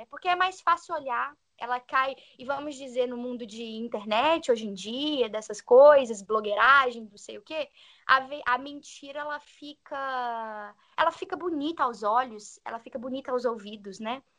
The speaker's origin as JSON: {"language": "Portuguese", "region": "Minas Gerais", "country": "Brazil", "moved": "yes", "said": "sou de Minas"}